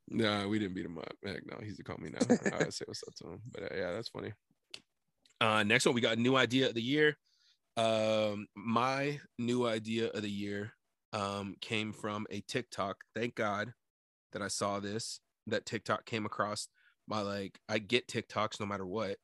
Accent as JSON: {"language": "English", "town": "Sunnyside", "region": "Washington", "country": "United States", "tie": "born or raised there", "said": "how proud we are to be from Sunnyside"}